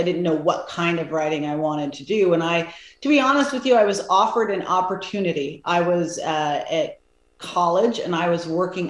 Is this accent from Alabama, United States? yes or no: no; Oregon, United States; moved away as an adult; also born or lived in Europe; I grew up in Oregon. I hadn't been really out of the country ever